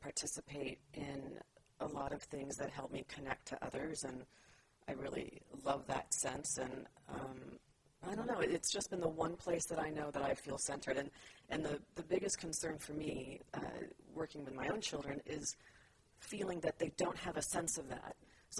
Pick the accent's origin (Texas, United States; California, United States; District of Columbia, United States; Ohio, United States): California, United States; San Jose; I was born and raised in San Jose, California.